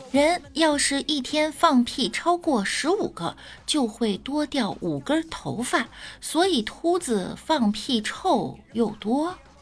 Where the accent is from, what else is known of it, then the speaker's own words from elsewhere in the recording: China; 我们中国人的谦虚文化